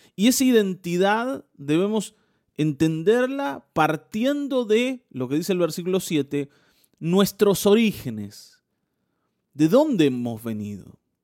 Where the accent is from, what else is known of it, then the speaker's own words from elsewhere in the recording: Mar del Plata, Buenos Aires Province, Argentina; yo nací en Mar del Plata